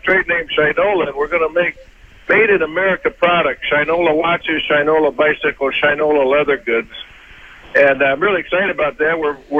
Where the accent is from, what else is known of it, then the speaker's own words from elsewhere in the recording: United States; I'm American.